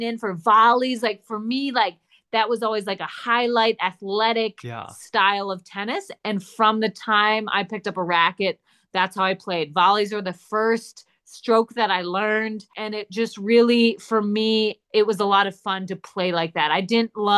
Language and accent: English; Wisconsin, United States; also born or lived in Minnesota; now in Arizona, United States; I was born in Minnesota, grew up in Wisconsin